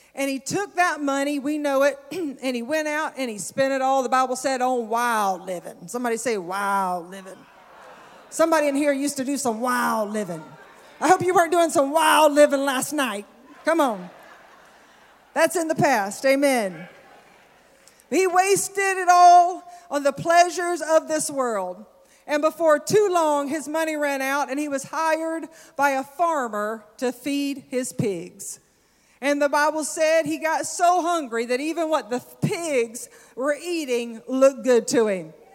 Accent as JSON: {"language": "English", "region": "the South", "country": "United States", "said": "I'm from the South"}